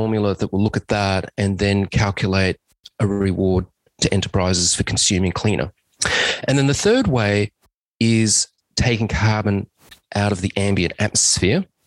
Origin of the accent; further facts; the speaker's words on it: Australia; I'm an Australian civil engineer